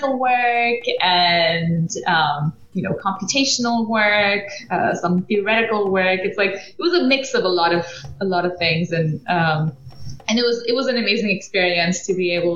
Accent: Belgium; moved away as an adult; also born or lived in United Kingdom; I grew up in Belgium, did my undergraduate studies in the UK at Imperial College in mechanical engineering

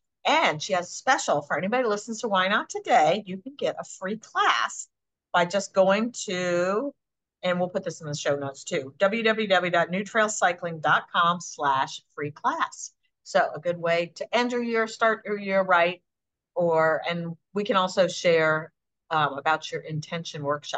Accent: Buffalo, New York, United States; born there; I was born in Buffalo, but he worked all over the country.

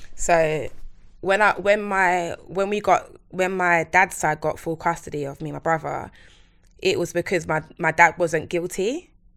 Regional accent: London, United Kingdom; I'm from Plasto, East London.

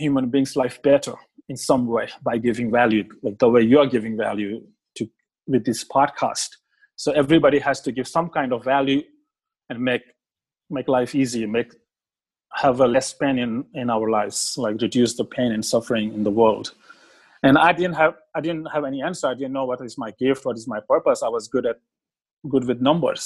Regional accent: India; moved away as an adult; also born or lived in Australia; I grew up in India, but I was from middle-class family

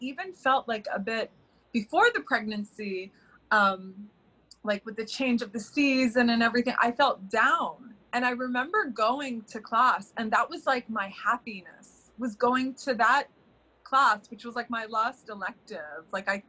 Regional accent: London, United Kingdom; also born or lived in Florida, United States; I grew up between London and Florida, even though I'm from the Middle East, and we went to school together in London

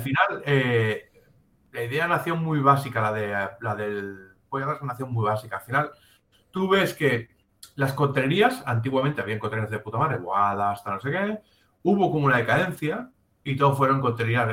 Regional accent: Catalonia, Spain; somos catalanes, no somos italianos

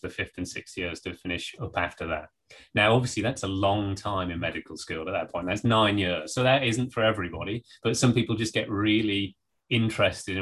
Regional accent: the Northeast, North East England, United Kingdom; moved away as an adult; also born or lived in Norwich / Berkeley, California; I grew up in the Northeast

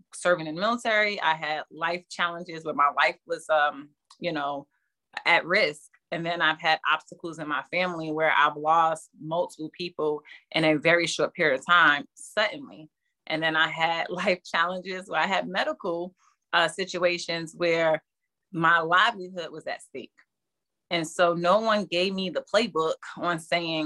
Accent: Newark, New Jersey, United States; I come from Newark, New Jersey, and it's the hood. And so growing up, my family kind of protected me a little bit from the hood. So I was allowed to only sit on my porch.

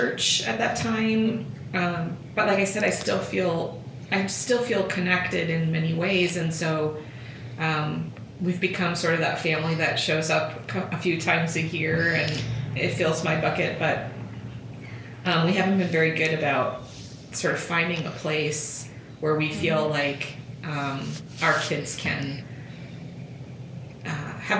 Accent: rural Iowa, United States; moved away; I grew up in a really small town of 1,000 people in rural Iowa

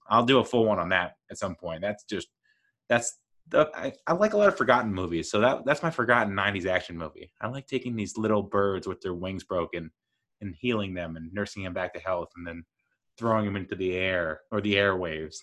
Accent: United States

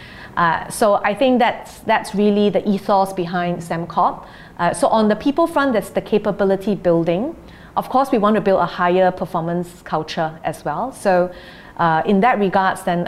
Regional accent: Singapore; we're Singaporean

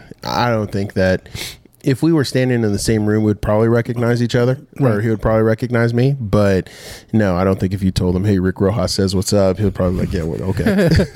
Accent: Rancho Cucamonga, California, United States; moved away as an adult; now in Dothan, United States; we grew up in Rancho Cucamonga, California.

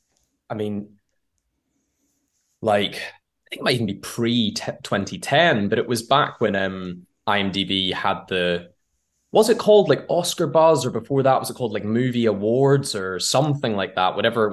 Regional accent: Northern Ireland, United Kingdom; now in London, United Kingdom; I grew up in Northern Ireland, or the island of Ireland, whatever your preference is, in a very small town that's like 30 minutes north of Belfast

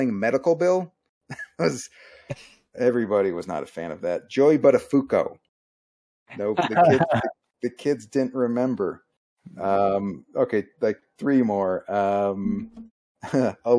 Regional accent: Phoenix, Arizona, United States; I grew up in Phoenix

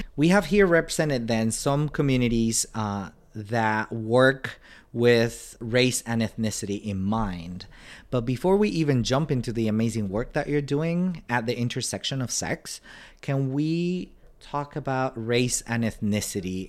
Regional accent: Panama; moved away; I'm originally from Panama

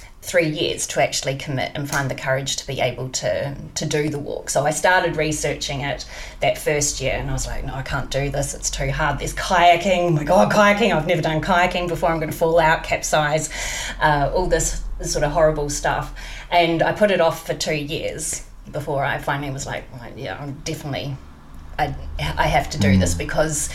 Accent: New Zealand; moved away; being from New Zealand

